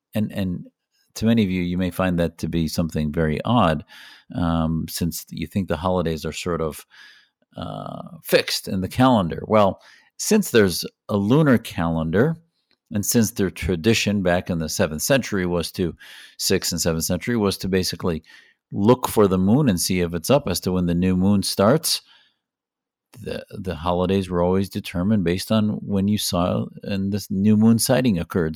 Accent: United States; an American Muslim

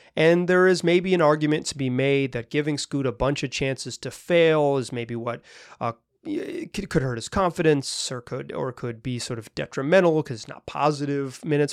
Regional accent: the American South, United States; moved away; I grew up in the American South

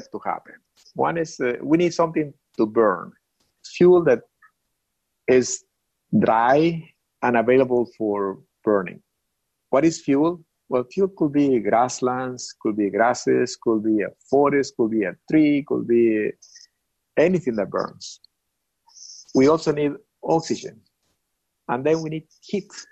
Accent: Mexico; born or raised there; moved away

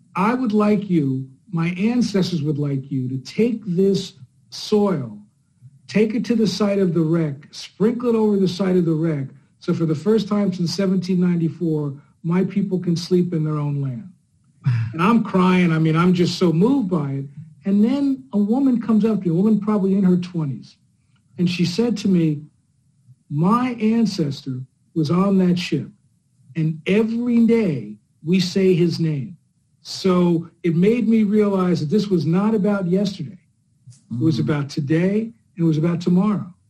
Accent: New Jersey, United States; moved away; also born or lived in Chicago; I'm a kid from Jersey

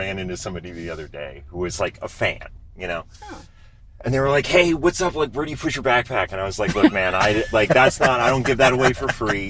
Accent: Maine, United States; moved away; I grew up in Maine

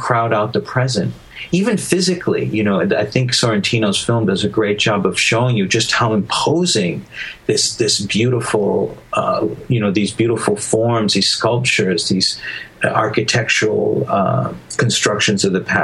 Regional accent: United States; my family came to the United States, and that was my country

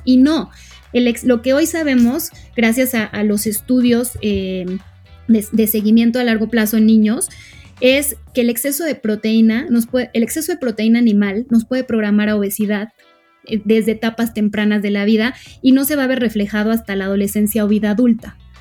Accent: Mexico; como mexicanos eh, tenemos

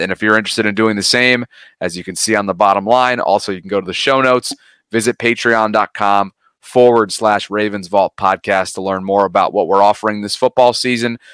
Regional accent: Albany, New York, United States; moved away; my hometown of Albany, New York

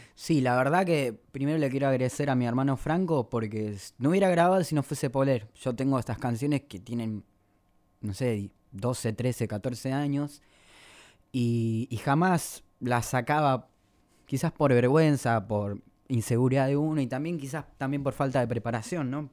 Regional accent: El Mojón, Santiago del Estero, Argentina; moved away; Mi tierra, de mi pago, el pago, el mojón departamento Pelegrín, Santiago del Estero. Me gusta recalcarlo porque es un pueblo de 4.000 habitantes.

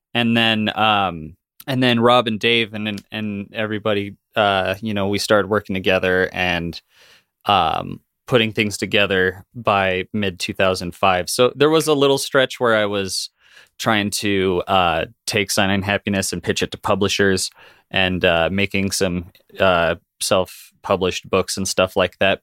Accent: Wyoming, United States; I grew up in Wyoming in a small town and, uh, uh, in a very Mormon family, in a very Mormon town

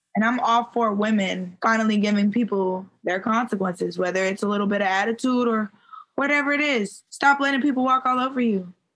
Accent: Maryland, United States; also born or lived in Baltimore, Maryland; I'm from Maryland

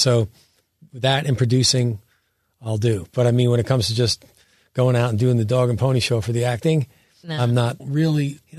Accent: Sayreville, New Jersey, United States; accent: New Jersey

